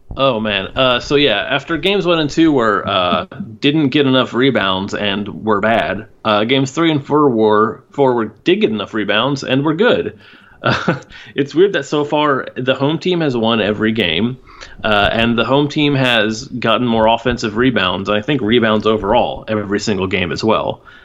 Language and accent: English; Houston, Texas, United States; now in Austin, United States; I was born and raised in Houston, and I didn't move here until oh eight.